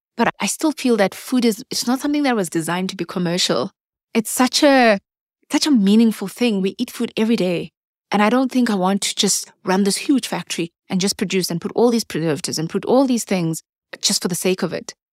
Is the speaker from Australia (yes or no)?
no; South Africa